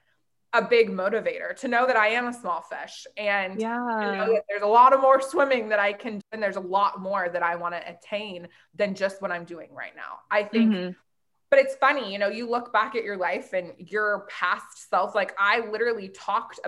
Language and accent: English; Portland, Oregon, United States; now in California, United States; I grew up in Portland, Oregon.